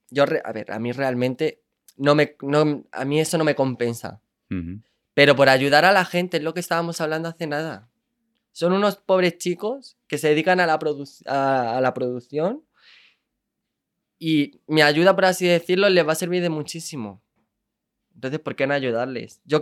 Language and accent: Spanish; Andalusia, Spain; Andalucía es mi tierra, yo soy del sur.